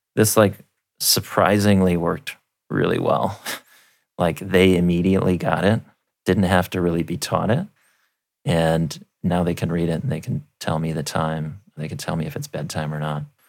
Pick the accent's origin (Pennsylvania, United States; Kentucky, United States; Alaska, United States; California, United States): Alaska, United States; growing up in Alaska